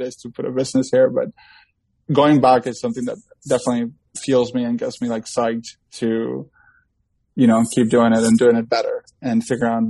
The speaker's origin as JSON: {"language": "English", "country": "Ecuador", "tie": "born or raised there", "moved": "yes", "lives_now": "California, United States", "said": "growing up in agriculture and growing up in Ecuador and then spending over like, you know, half of my life here in California"}